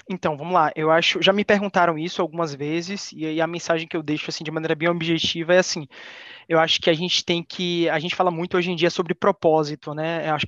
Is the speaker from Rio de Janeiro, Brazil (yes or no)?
no; Salvador, Bahia, Brazil; Eu tenho 26 anos, eu sou de Salvador, Bahia